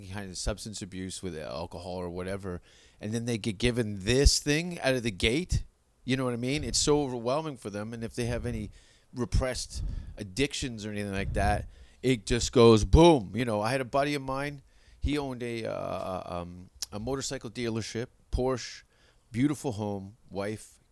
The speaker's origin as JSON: {"language": "English", "country": "Canada", "said": "I'm from Canada"}